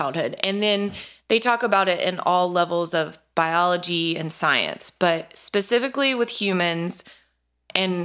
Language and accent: English; North Carolina, United States; I grew up in North Carolina. I've lived here my whole life